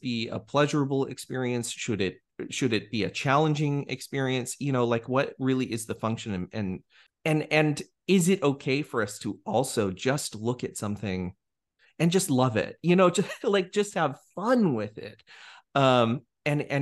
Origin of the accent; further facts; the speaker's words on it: Pueblo West, Colorado, United States; now in Arkansas, United States; I have a lot of nostalgia from my own childhood, growing up in Pueblo West, Colorado.